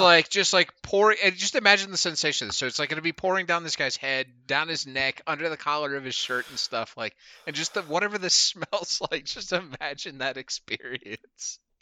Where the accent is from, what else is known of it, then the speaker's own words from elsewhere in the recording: Murrysville, Pennsylvania, United States; growing up in Western Pennsylvania is very, uh, unique experience